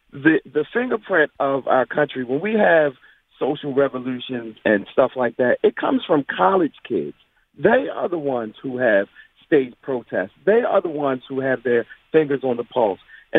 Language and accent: English; Baltimore, Maryland, United States; I'm from Baltimore, and I work in Annapolis, and I'm right up the street from the Naval Academy.